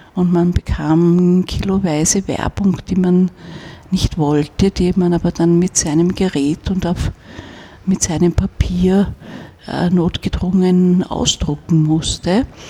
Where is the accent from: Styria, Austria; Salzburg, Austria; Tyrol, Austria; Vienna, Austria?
Vienna, Austria; wenn man in Wien aufwächst